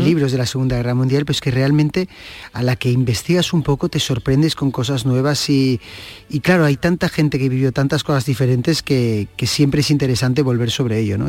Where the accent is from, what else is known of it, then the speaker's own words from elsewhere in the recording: Catalonia, Spain; soy un catalán